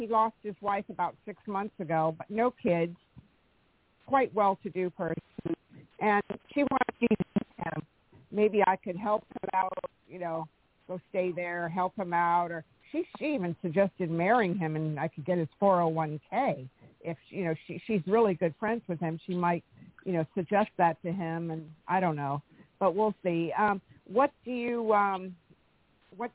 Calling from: California, United States; I'm in California.

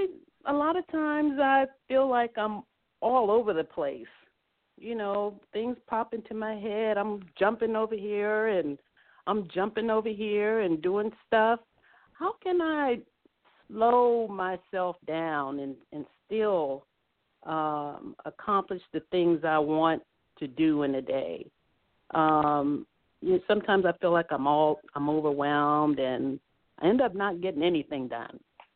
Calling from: Arlington, Virginia, United States; I'm calling from Arlington, Virginia.

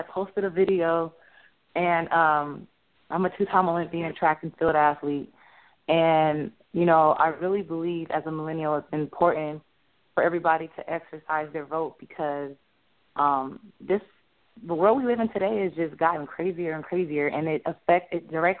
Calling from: Los Angeles, California, United States; I'm calling from Hollywood, California.

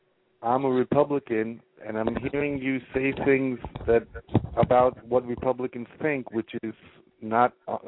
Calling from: New York, United States; I'm calling from New York.

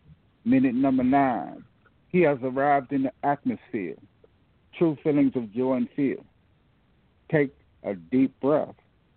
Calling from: Fort Washington, Maryland, United States; I'm from Fort Washington. I live in Fort Washington, Maryland.

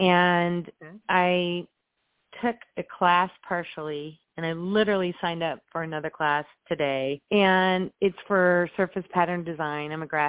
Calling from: Indianapolis, Indiana, United States; also born or lived in Chicago; I'm calling from Indianapolis.

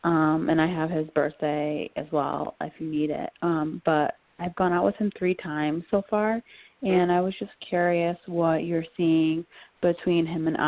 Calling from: Connecticut, United States; I'm calling from Connecticut

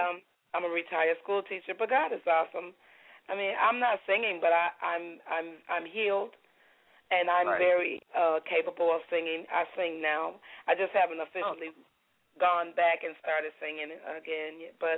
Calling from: Sterling Heights, Michigan, United States; I'm calling from a suburb in Michigan, Sterling Heights.

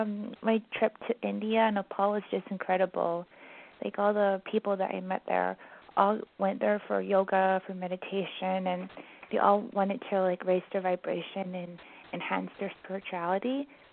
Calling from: Vancouver, British Columbia, Canada; from Vancouver.

